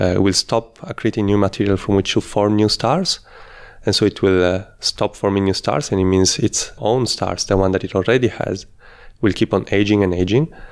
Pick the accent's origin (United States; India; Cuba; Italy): Italy; moved away as an adult; also born or lived in Netherlands / Australia; I'm originally from Italy, though I did part of my studies in the Netherlands, and I worked in Australia